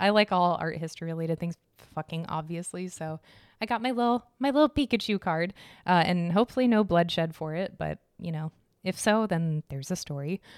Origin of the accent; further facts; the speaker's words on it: Arizona, United States; I'm from Arizona